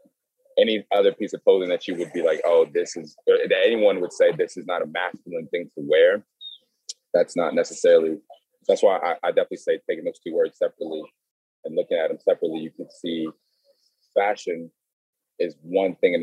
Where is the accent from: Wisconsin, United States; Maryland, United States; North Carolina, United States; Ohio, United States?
Maryland, United States; moved away; also born or lived in Dallas, Texas; I grew up in Maryland, and in Maryland, you know, people grew up wearing like snapbacks